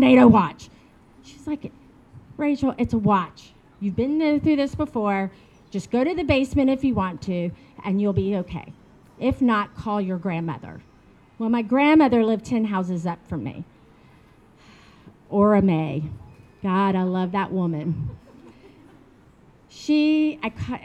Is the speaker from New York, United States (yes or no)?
no; Little Rock, Arkansas, United States; accent: southern; now in Shenzhen, China; I grew up in Little Rock, Arkansas